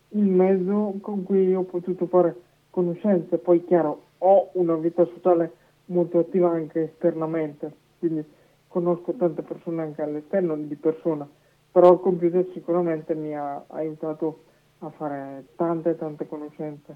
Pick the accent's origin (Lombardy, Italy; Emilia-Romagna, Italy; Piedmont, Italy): Lombardy, Italy; Manerbio; dalla società di Manervio del mio di paese, in, in provincia di Brescia